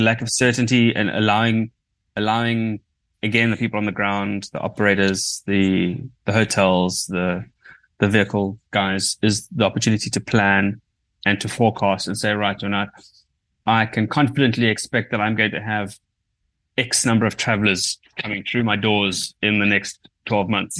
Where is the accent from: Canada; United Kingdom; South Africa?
South Africa; as a South African collective